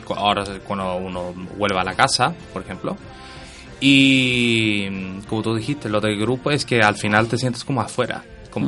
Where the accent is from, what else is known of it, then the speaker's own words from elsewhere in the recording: Sweden; now in Spain; yo soy nacido en Suecia